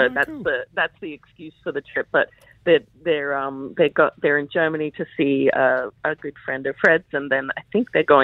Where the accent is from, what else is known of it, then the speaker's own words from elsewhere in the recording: Australia; moved away; also born or lived in United States / New York; I grew up in Australia but lived in the US for 24 years